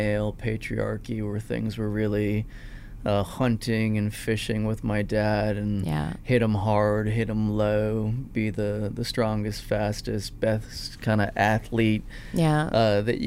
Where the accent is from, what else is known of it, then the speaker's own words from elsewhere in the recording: Toronto, Ontario, Canada; I grew up in North York, which is in the GTA.